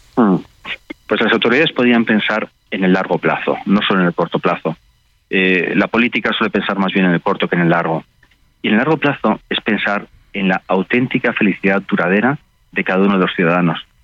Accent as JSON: {"language": "Spanish", "country": "Spain", "said": "también en España, en mi país"}